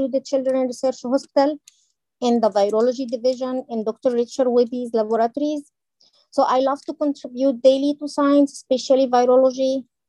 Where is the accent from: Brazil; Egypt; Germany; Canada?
Egypt; moved away as an adult; now in United States; So I am from Egypt.